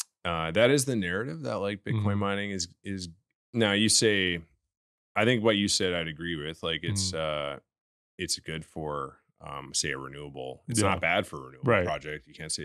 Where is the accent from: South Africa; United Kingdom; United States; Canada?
Canada; I'm Canadian.